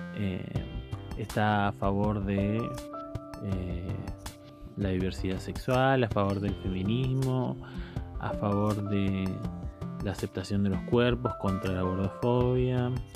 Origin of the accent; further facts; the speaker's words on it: Córdoba, Argentina; Yo soy de Córdoba